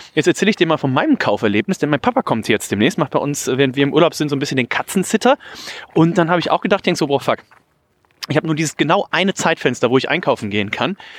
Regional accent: Remscheid, North Rhine-Westphalia, Germany; now in Hamburg, Germany; Wir waren sonst immer bei meiner äh, Oma und bei meinem Opa in Remscheid

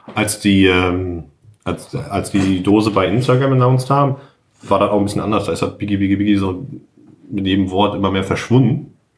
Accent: Germany; wir kommen aus Deutschland

